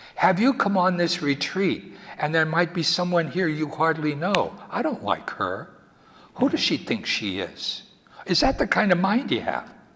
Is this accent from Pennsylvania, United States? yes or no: yes; Wilkes-Barre, Pennsylvania, United States; when I was a little boy growing up in Wilkes-Barre, Pennsylvania